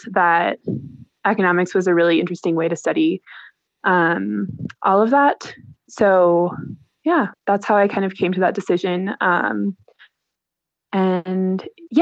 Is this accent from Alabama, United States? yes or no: no; Menomonee Falls, Wisconsin, United States; moved away as an adult; also born or lived in Baltimore; now in Peru; So I'm from Wisconsin. I grew up in Menominee Falls.